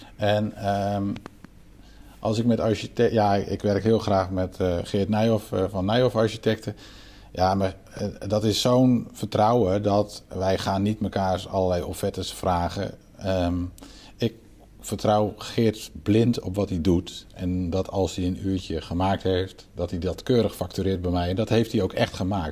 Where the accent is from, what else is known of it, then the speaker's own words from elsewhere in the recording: Netherlands; wij als Nederlanders